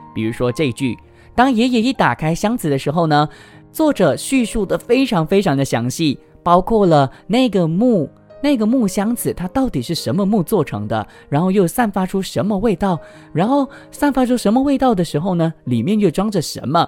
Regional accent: George Town, Penang, Malaysia; moved away as an adult; now in Kuala Lumpur, Malaysia; 我自己呢，是来自马来西亚槟城的槟城人，那我现在呢，目前就是在吉隆坡工作嘛

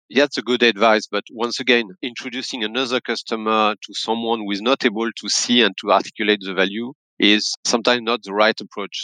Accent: France; accent: French; English is a second language; also born or lived in Paris; my accent will tell you that I'm French, based in Paris

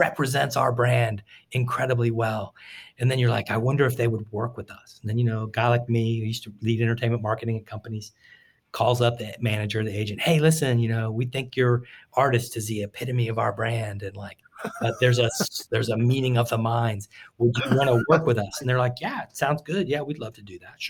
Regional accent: Tampa, Florida, United States; I grew up in Tampa

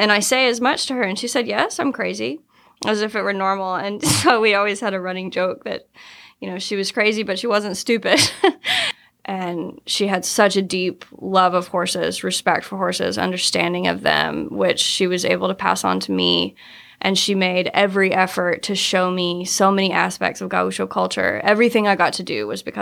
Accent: Little Rock, Arkansas, United States; I'm from Little Rock, Arkansas

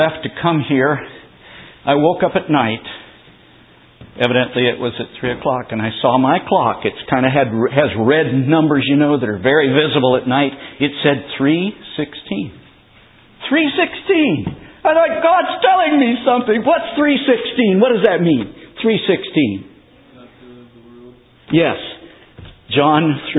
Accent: California, United States; I was from California

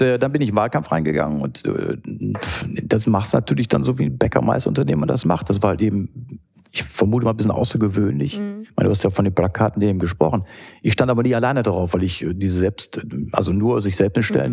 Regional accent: Düsseldorf, North Rhine-Westphalia, Germany; ist Heimat natürlich

